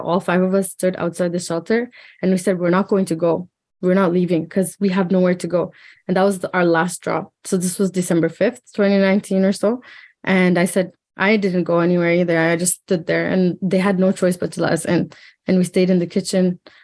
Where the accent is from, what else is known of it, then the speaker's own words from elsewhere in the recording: Hamilton, Ontario, Canada; we lived in an apartment in Hamilton, and I grew up like